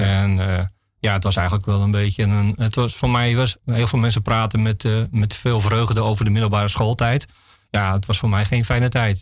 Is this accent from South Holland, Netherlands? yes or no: no; Nieuw-Vennep, North Holland, Netherlands; ik ben geboren in Nieuw-Vennep. Dat is eh, een plaats eh, in de gemeente Haarlemmermeer.